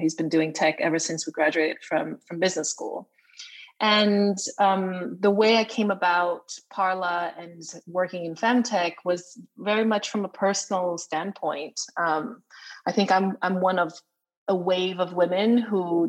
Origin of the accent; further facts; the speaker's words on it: Brazil; moved away as an adult; also born or lived in United States; now in London, United Kingdom; I come from a Chinese family, but I was born and raised in Brazil